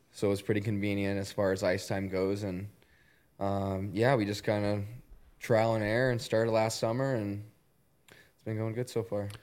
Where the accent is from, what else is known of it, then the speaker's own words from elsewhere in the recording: Columbus, Ohio, United States; I grew up in Columbus